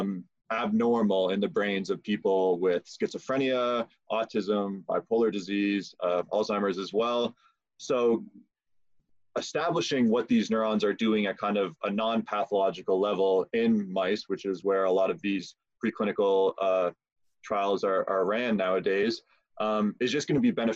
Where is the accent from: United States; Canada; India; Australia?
Canada; Prince Edward Island; moved away as an adult; now in London, Canada; I'm from Prince Edward Island.